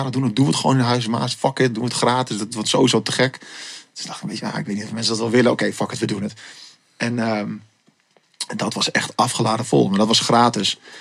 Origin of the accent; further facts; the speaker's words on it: Assen, Drenthe, Netherlands; ik ben opgegroeid in Assen.